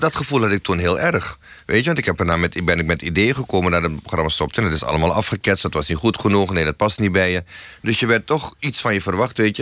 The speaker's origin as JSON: {"language": "Dutch", "country": "Suriname", "tie": "born or raised there", "moved": "as an adult", "lives_now": "Netherlands", "said": "ik kwam uit Suriname"}